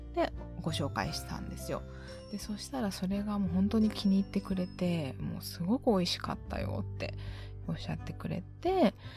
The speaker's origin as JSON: {"language": "Japanese", "region": "Osaka", "country": "Japan", "tie": "born or raised there", "said": "地元の大阪"}